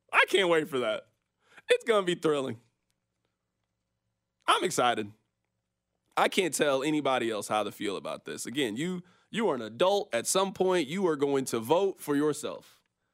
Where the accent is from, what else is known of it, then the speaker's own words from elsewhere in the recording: Kansas City, Missouri, United States; Born and raised in Kansas City